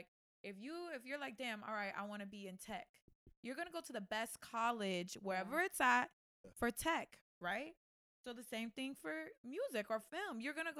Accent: Tampa, Florida, United States; moved away as an adult; also born or lived in Atlanta / Los Angeles; We come from Tampa.

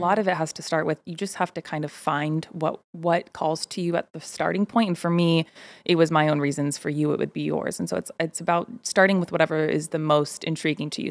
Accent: Bay Area, California, United States; growing up in the Bay

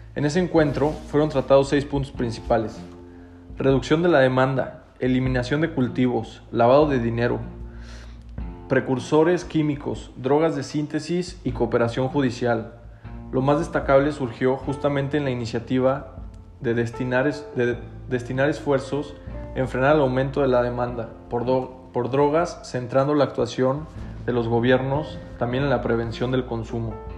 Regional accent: Mexico; podemos salir adelante todos juntos como mexicanos

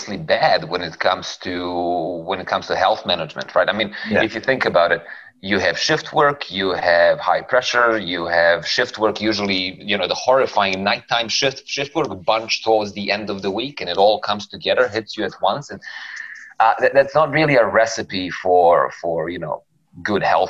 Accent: Serbia; I am from Serbia. So that's a black hole in Eastern Europe where we had a host of very interesting, how do we call it, local and domestic unrest situations while I was growing up

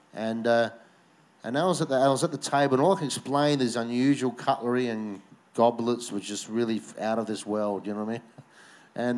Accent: Victor Harbor, South Australia, Australia; also born or lived in Adelaide; It was in my hometown. We did a conference in Victor Harbour.

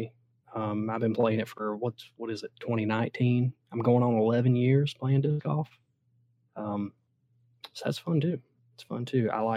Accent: Southeast, United States; I'm from the Southeast, so you know, I'm a Georgia fan

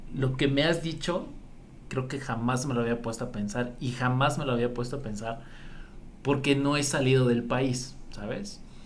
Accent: Mexico; mi mexicano, mi gente

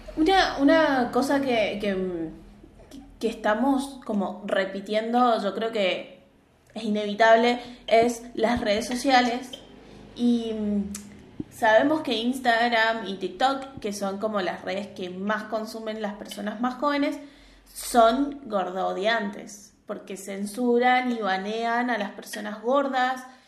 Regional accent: Argentina; acá sí hay una creencia muy generalizada, por ejemplo en Argentina

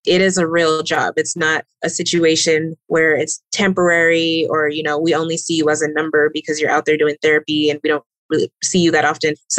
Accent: Austin, Texas, United States; moved away as an adult; now in Phoenix, United States; I live in the Phoenix area, but I'm originally from Austin, Texas

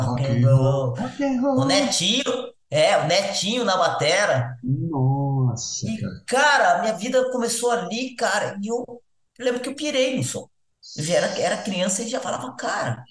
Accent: Paranaguá, Paraná, Brazil; moved away; also born or lived in Florianópolis / São Paulo; Eu nasci em Floripa, mas nasci em Florianópolis. Mas nessa época, meu pai trabalhava em Paranaguá, a família foi para lá, e eu passei minha infância lá

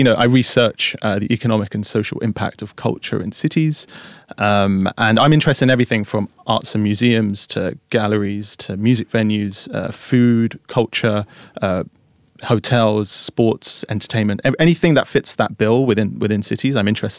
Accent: London, United Kingdom; born and raised in London.

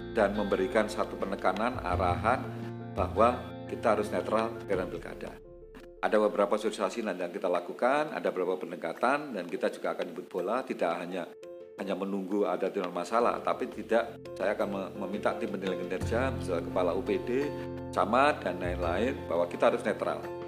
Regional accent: Malang, East Java, Indonesia; sebagai orang Malang ya orang Malang saya senang

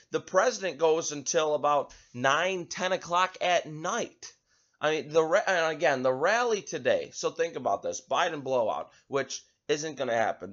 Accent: United States

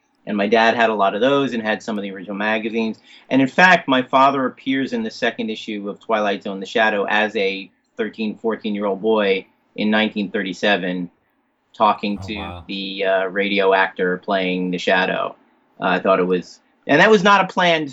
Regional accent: New Jersey, United States; growing up in New Jersey in the 70s, I was born in 65

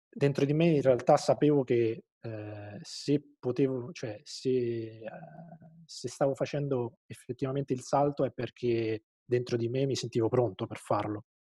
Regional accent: Terni, Umbria, Italy; io sono, sono di Terni

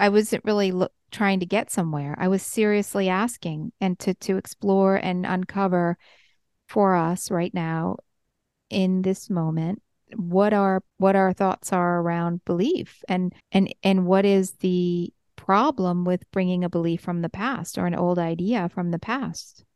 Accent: New York, United States; I'm a New Yorker

